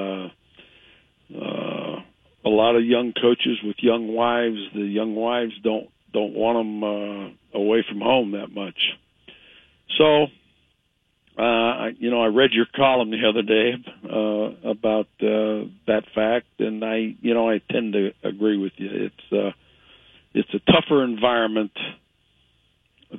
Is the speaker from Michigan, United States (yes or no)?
no; Ohio, United States; moved away; I grew up in Ohio